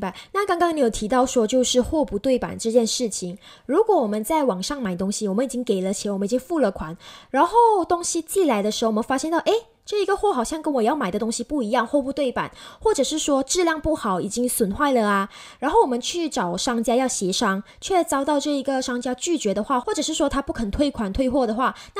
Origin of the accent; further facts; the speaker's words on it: Malaysia; 在疫情之后呢，我们马来西亚人都很喜欢就是在网上购物，然后用转账的方式去进行一个消费嘛。